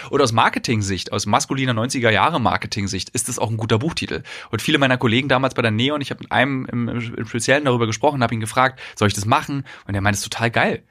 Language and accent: German; Berlin, Germany; als Berliner